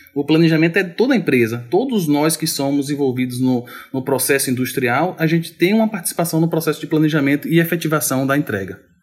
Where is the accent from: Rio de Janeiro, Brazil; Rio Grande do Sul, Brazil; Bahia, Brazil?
Bahia, Brazil; Mundo Novo; also born or lived in Salvador; Eu sou do sertão da Bahia. Eu sou de uma cidadezinha chamada Mundo Novo.